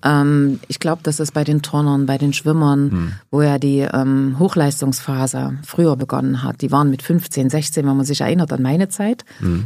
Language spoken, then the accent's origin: German; Grimma, Saxony, Germany; also born or lived in Nordhausen, Thuringia; bin nach Sachsen, nach Grimma, dort, wo ich heute noch lebe